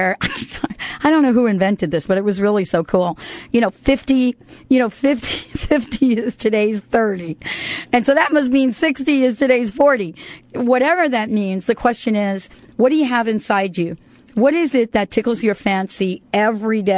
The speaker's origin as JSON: {"language": "English", "country": "United States", "tie": "born or raised there", "moved": "yes", "said": "I grew up in New York and New Jersey"}